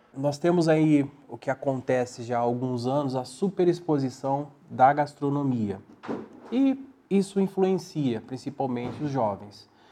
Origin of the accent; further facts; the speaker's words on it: Barbacena, Minas Gerais, Brazil; now in São José do Rio Preto, Brazil; eu sentia a falta de comer um bom pão de queijo como um bom mineiro